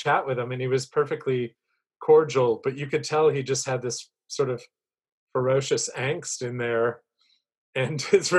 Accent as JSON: {"language": "English", "area": "outside Chicago", "region": "Illinois", "country": "United States", "tie": "born or raised there", "said": "I grew up outside Chicago."}